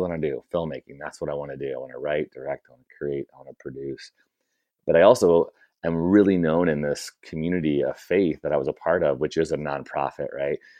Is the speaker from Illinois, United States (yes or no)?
yes; Chicago, Illinois, United States; moved away as an adult; now in Bay Area, United States; I'm from Chicago originally